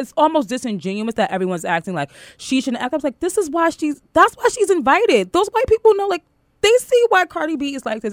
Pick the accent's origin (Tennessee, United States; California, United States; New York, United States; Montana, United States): New York, United States; New York City; I'm from Queens